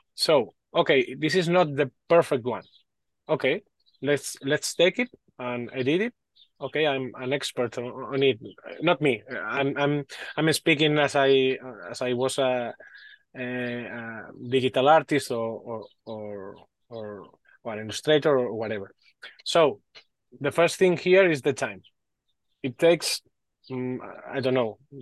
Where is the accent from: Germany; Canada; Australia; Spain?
Spain; English is a second language; Sorry for my English. I'm from Spain.